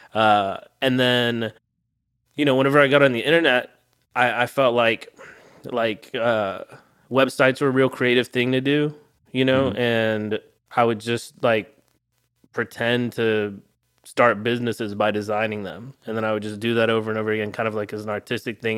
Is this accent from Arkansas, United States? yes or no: yes; Arkansas, United States; I grew up in a little town in Arkansas